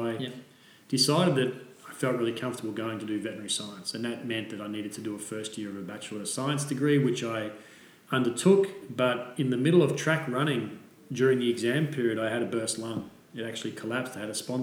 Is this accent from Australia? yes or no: yes; Melbourne, Victoria, Australia; moved away as an adult; also born or lived in Germany / England; I grew up in Melbourne and moved away from Melbourne after I graduated straight away